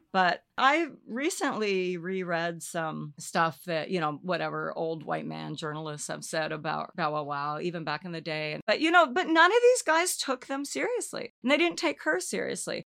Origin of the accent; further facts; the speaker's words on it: Olympia, Washington, United States; I grew up in Olympia, Washington